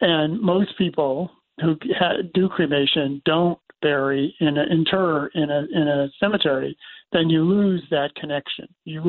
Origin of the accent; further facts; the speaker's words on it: Syracuse, New York, United States; I grew up in Syracuse in this cemetery, 200-acre cemetery